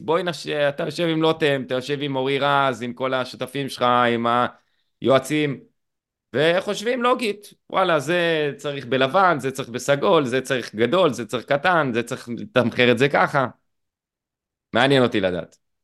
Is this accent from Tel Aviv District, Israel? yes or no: no; Eilat, Southern District, Israel